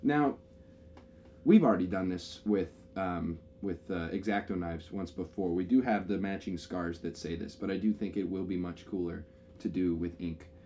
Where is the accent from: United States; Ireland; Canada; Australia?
Canada; we are from Canada, and it is snowy here in the winter.